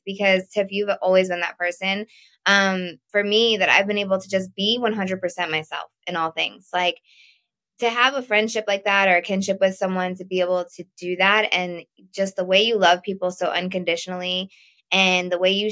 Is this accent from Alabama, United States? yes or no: no; Connecticut, United States; also born or lived in Texas; we moved from Texas to Connecticut